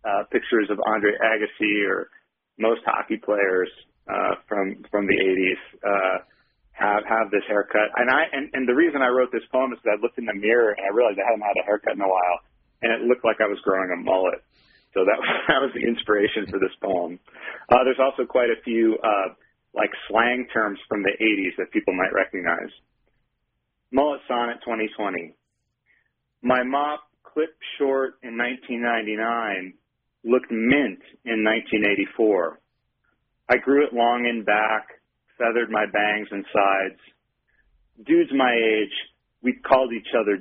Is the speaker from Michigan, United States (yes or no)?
yes; Michigan, United States; now in Utah, United States; I grew up in Michigan